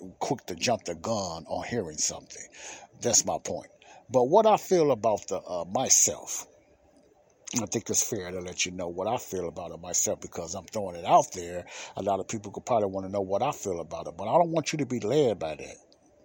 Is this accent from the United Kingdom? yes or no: no; United States; America is the country I was born